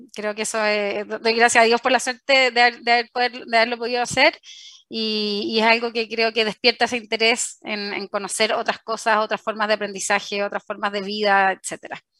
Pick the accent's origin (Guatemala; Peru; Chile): Chile; also born or lived in Spain / France; a mi regreso acá a Chile entré a trabajar en LAN